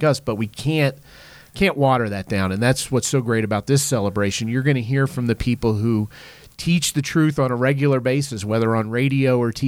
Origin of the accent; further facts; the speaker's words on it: East Coast, United States; I'm from the East Coast